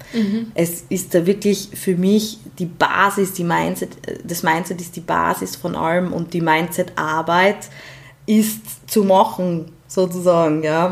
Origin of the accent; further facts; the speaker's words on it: Graz, Styria, Austria; komme ich aus Graz